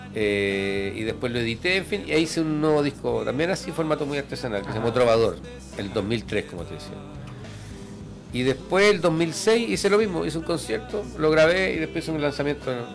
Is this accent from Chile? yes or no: yes; Chile; yo soy un cantautor chileno